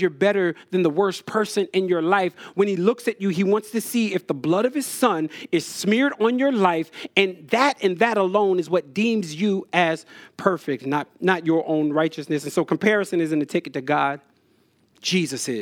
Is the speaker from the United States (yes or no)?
yes; New Jersey, United States; When I was a kid, I grew up in Jersey